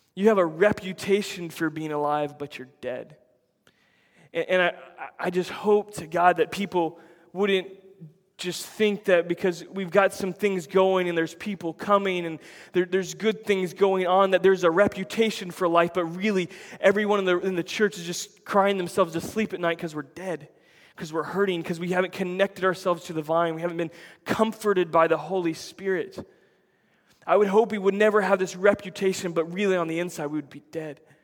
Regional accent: United States; we Americans

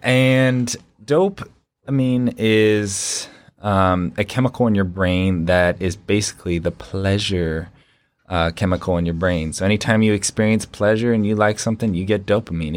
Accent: California, Washington, West Coast, United States; moved away as an adult; now in Ohio, United States; I hail from the East Coast, or West Coast, uh, California, in Washington. I moved out here to Ohio about three years ago

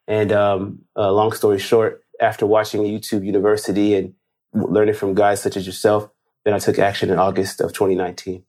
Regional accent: Los Angeles, California, United States; I'm from Los Angeles, as you, you, you mentioned, from L A.

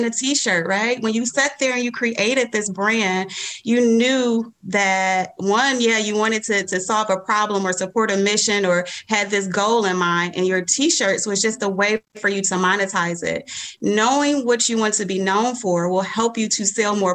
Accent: Detroit, Michigan, United States; I am from Detroit, born and raised all my life.

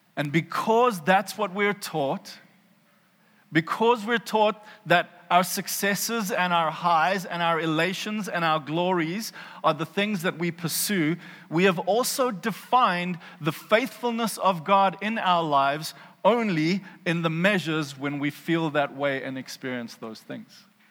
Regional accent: South Africa; accent: South African; I hear a South African accent in my head

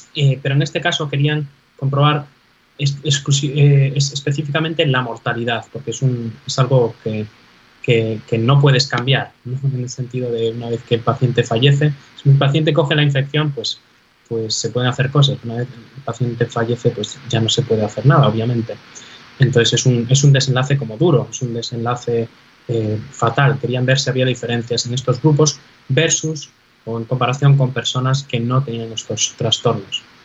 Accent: Galicia, Spain; moved away as an adult; also born or lived in Navarre; now in New York, United States; los gallegos somos emigrantes por naturaleza

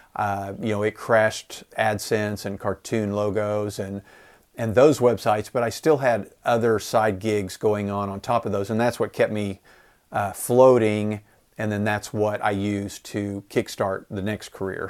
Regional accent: Enid, Oklahoma, United States; I live in Enid, Oklahoma, a town of about fifty thousand people

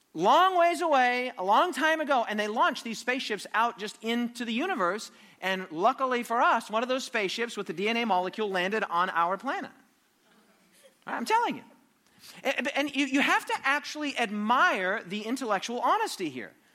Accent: United States; I'm from America, as you know, probably can detect by my accent

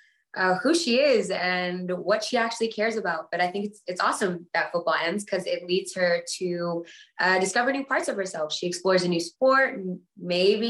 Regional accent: New York City, New York, United States; I'm a girl from the Bronx who is this Black Latina very proudly

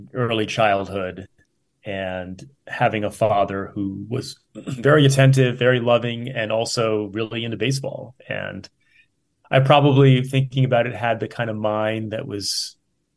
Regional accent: Rhode Island, United States; moved away as an adult; also born or lived in San Francisco Bay Area, California; now in Oakland, United States; I grew up in Rhode Island, so it was all about the Boston Red Sox

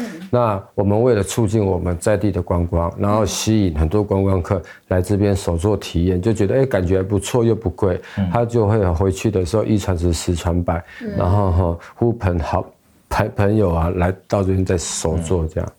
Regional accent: Taoyuan, Taiwan; 我是来自桃园市复兴区泰雅族人，然后现在这里是那个罗福村

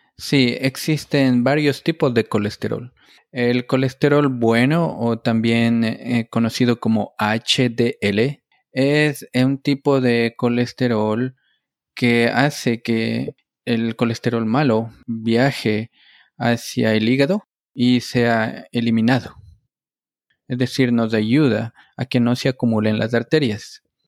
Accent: Ecuador; moved away as an adult; also born or lived in Connecticut, United States / New Jersey, United States; now in Stamford, United States; yo soy un médico ecuatoriano. Obtuve mi grado de médico en la Universidad Central del Ecuador

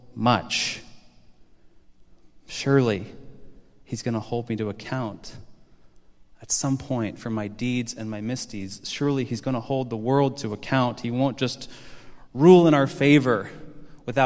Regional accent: Chicago, Illinois, United States; I got to stay here in my hometown

